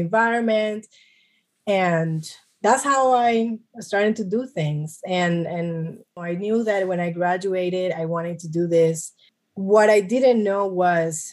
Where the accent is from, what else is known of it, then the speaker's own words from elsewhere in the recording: New York City, New York, United States; I was born in New York City. My family, both of my parents are Colombian